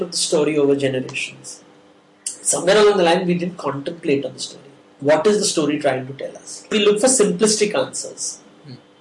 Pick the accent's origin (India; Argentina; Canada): India; I'm from India